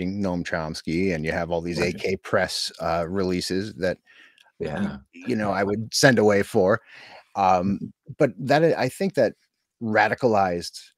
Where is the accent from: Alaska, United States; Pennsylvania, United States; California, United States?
Pennsylvania, United States; Scranton; I'm a suburban mountain kid from the Scranton area of Pennsylvania.